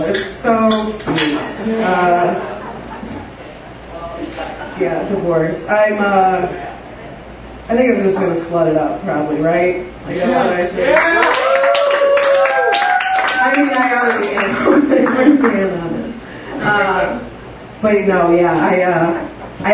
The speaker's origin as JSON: {"language": "English", "town": "Joliet", "region": "Illinois", "country": "United States", "said": "I came from Joliet"}